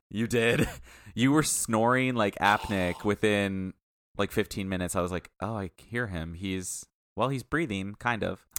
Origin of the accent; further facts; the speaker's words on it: Midwest, United States; we're from the Midwest